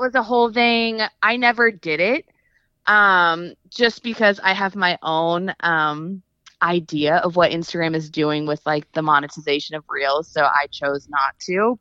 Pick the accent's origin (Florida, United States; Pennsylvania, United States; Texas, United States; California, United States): Texas, United States; also born or lived in Los Angeles, United States; now in Nashville, United States; I'm from Texas. I missed my Southern roots